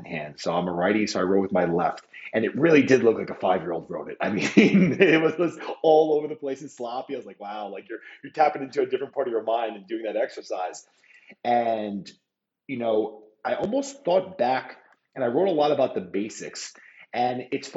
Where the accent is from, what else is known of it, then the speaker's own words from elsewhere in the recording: New York City, New York, United States; I'm born and raised in Queens, New York